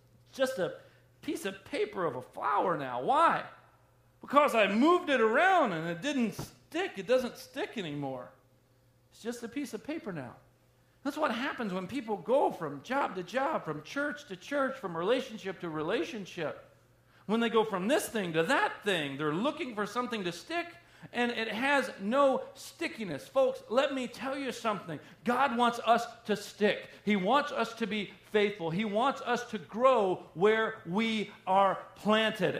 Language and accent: English; the South, United States; I am from the South